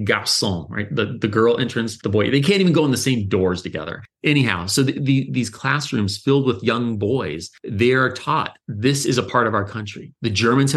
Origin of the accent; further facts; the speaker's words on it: Southern California, United States; I grew up in Southern California